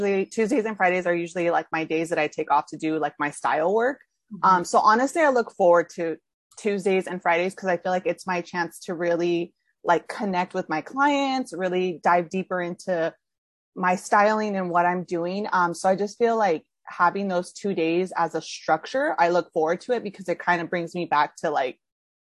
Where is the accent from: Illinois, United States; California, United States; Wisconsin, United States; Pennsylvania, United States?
California, United States; moved away as an adult; now in New York City, United States; I live in New York City. I'm originally from California.